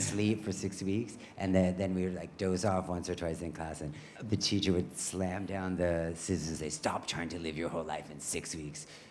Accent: Canada; growing up in Canada, uh, there's not a lot of fashion around you.

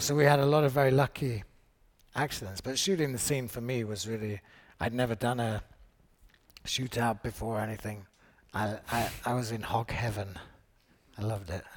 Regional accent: United Kingdom; as a British actor

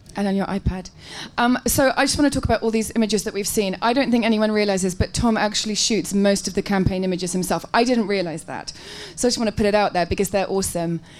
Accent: England, United Kingdom; I'm really English

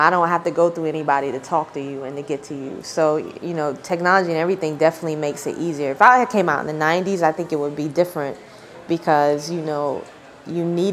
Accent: Snow Hill, North Carolina, United States; my hometown of Snow Hill, the population, I don't know now, but I know when I was growing up, it might have been like 2,000 people.

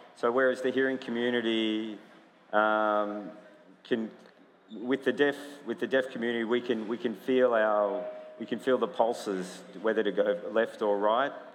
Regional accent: United States; I grew up in America

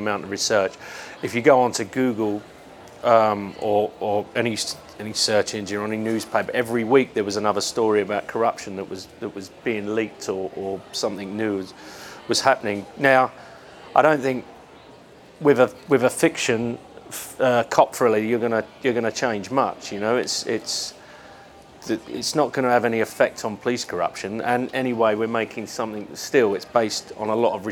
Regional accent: London, United Kingdom; we're both from London and our families run pubs and nightclubs in the East End

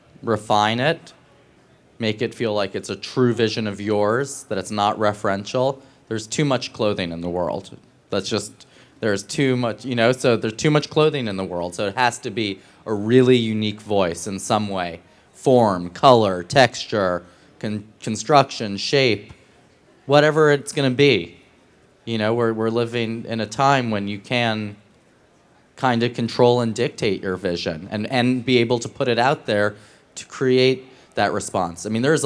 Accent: New York City, New York, United States; That's what I did as a teenager growing up in New York to understand, I didn't understand above 42nd Street.

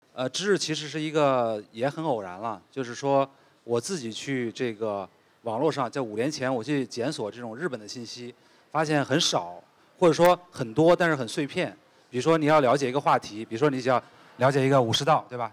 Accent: China; 我们中国人

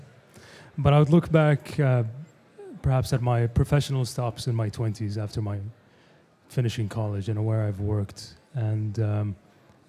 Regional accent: Kuwait; moved away as an adult; also born or lived in Cairo, Egypt / North Carolina, United States / New York, United States / Boston, United States; now in Dubai, United Arab Emirates; I'm originally from Kuwait. Spent my childhood and adolescent years mostly in Kuwait, a few years abroad in Cairo

